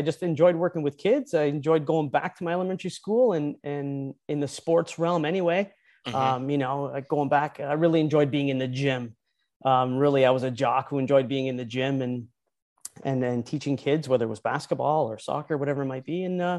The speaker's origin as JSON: {"language": "English", "town": "St. Catharines", "region": "Ontario", "country": "Canada", "tie": "born or raised there", "said": "Like I said, basically a town called St. Catharines. I was born and raised there."}